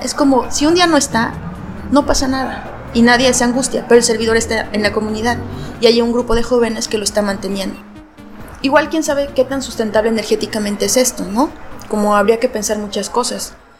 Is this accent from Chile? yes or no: no; Mexico; soy de México y estoy en un pequeño colectivo en una ciudad muy patriarcal